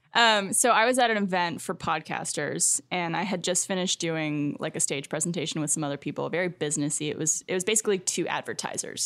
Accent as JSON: {"language": "English", "country": "Canada", "moved": "as an adult", "lives_now": "Austin, United States", "said": "as a Canadian"}